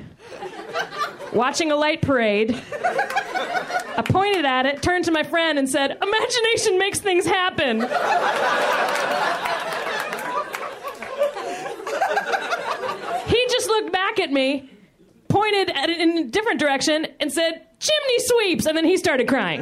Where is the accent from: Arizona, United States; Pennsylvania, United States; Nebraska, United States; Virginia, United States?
Virginia, United States; now in Los Angeles, United States; I'm from Virginia. I am actually, my mom's from Virginia